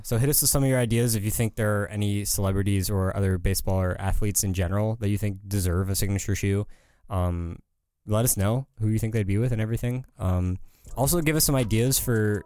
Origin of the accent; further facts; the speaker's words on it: California, United States; I'm from California